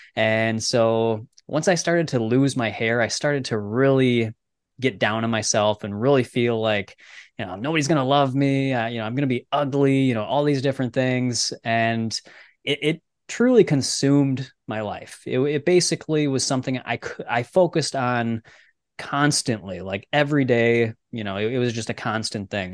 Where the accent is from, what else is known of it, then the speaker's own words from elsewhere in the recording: Minnesota, United States; I grew up in Minnesota, so we're like right in the middle of the United States and up by Canada